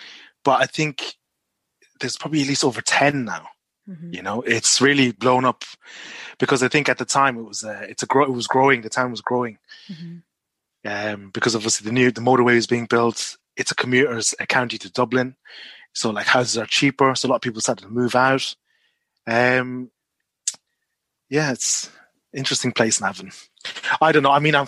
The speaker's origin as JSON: {"language": "English", "country": "Malaysia", "tie": "born there", "said": "Yeah, I was born in Malaysia."}